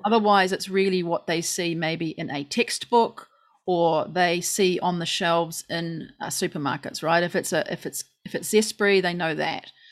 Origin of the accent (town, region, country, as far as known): New Zealand